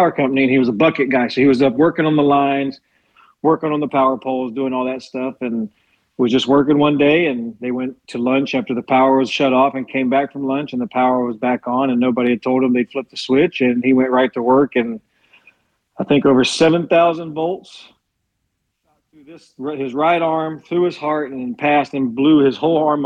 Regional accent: Guyton, Georgia, United States; I'm from a small town above Savannah

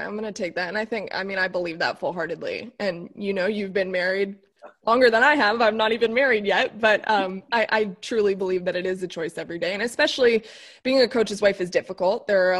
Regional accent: Boynton Beach, Florida, United States; moved away as an adult; also born or lived in Mississippi; I'm from South Florida, so I know that it's very different from Athens. I went to Ole Miss. So when I went to Ole Miss from South Florida

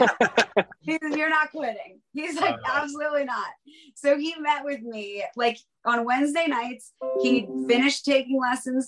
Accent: Palmyra, Pennsylvania, United States; I was born and raised in Palmyra, Pennsylvania

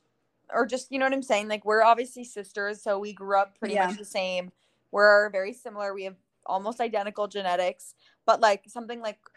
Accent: New York, United States; we grew up in New York

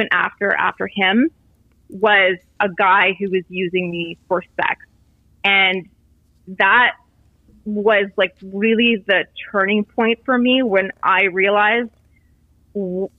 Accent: Canada; I grew up in Canada, so we were like Catholics, not Christians

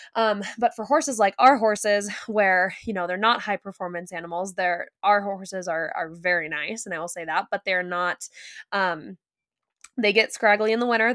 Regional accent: California, United States; you and I grew up in California

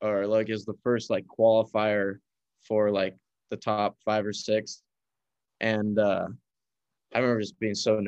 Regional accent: San Diego, California, United States; moved away as an adult; now in Las Vegas, United States; I'm originally from San Diego, California

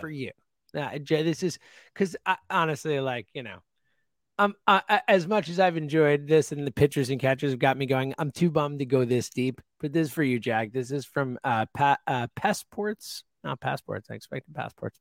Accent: United States; I'm American and that's my country and I live here

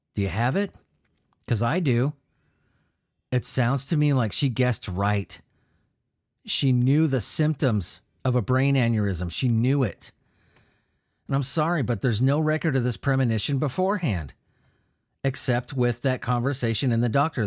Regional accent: California, United States; I grew up in California

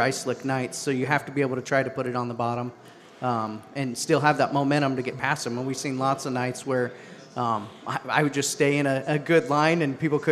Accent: United States; I grew up around Adams County

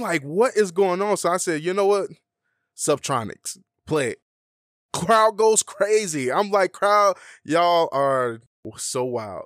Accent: Atlanta, Georgia, United States; moved away as an adult; now in Las Vegas, United States; I'm from Atlanta

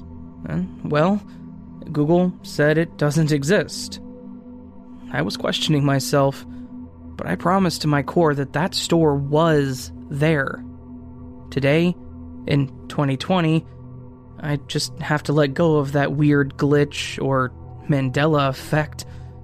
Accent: Alabama, United States; I grew up in a small town with a Winn-Dixie and a Walmart. I've never heard of Publix, because I'm from Alabama.

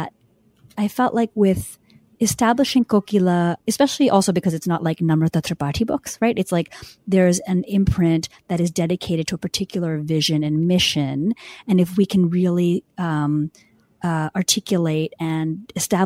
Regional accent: India; moved away; I'm from India

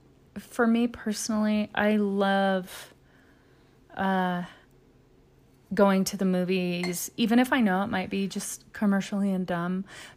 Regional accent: Louisiana, United States; I grew up in Louisiana, so Mississippi was our neighbor.

